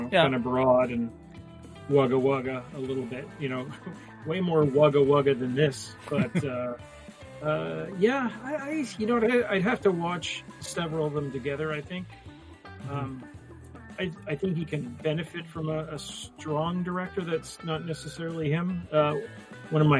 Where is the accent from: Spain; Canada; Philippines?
Canada; I'm from Canada